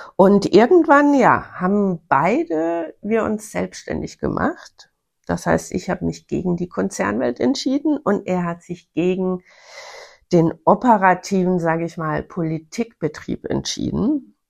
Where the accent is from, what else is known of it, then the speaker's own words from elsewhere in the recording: Bavarian Forest, Germany; Ich komme aus dem Bayerischen Wald